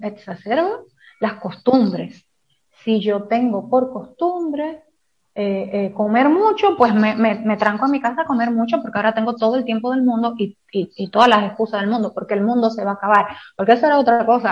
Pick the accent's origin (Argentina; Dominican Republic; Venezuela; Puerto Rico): Dominican Republic; sabemos cómo somos los dominicanos